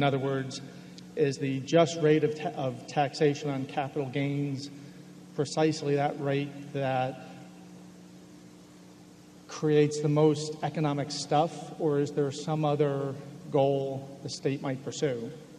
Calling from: Hanover, New Hampshire, United States; I'm here today from Hanover, New Hampshire.

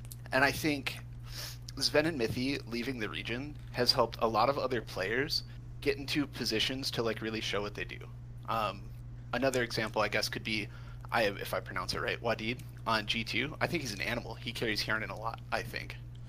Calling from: Flint, Michigan, United States; I'm calling from Flint, Michigan.

